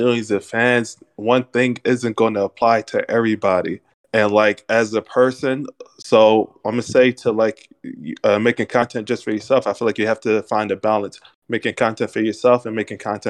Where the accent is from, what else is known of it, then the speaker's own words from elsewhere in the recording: Philadelphia, Pennsylvania, United States; I'm from Philly